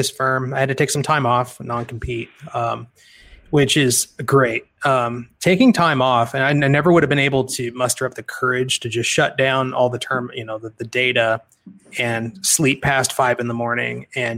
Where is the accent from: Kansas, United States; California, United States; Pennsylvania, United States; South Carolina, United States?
Kansas, United States; I'm from Kansas.